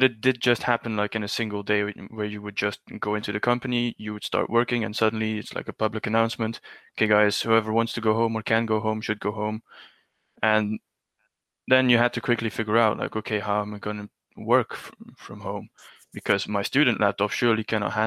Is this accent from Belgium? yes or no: yes; Belgium; also born or lived in United Kingdom; I'm originally from Belgium, and I still live there.